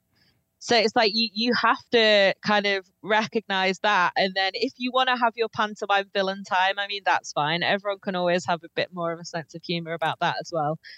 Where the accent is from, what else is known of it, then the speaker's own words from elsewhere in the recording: United Kingdom; being British